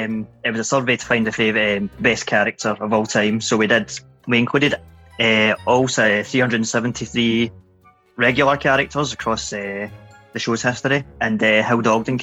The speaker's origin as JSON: {"language": "English", "town": "Glasgow", "region": "Scotland", "country": "United Kingdom", "said": "I'm 35 and I'm from Glasgow."}